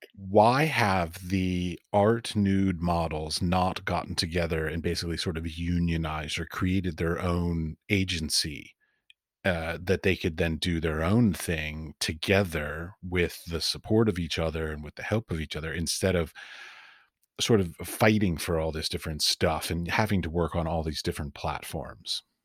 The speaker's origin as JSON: {"language": "English", "country": "United States", "also_born_or_lived": "Middle East", "moved": "as an adult", "said": "as an American"}